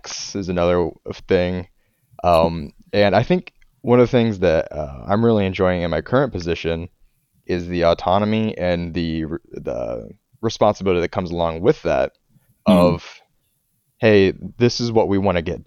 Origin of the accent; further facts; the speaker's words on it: northern Indiana, United States; I grew up in northern Indiana